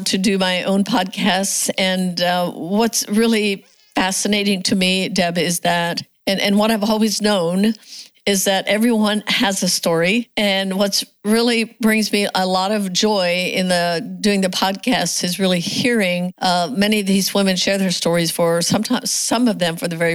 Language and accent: English; United States; growing up in the Amish community, my mom and dad were Old Order Amish